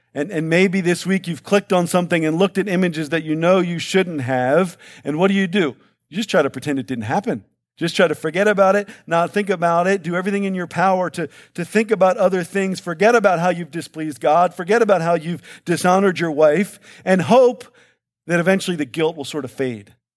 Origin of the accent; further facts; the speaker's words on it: Baltimore, Maryland, United States; I'm from Baltimore where, where heat and humidity are one and the same, right?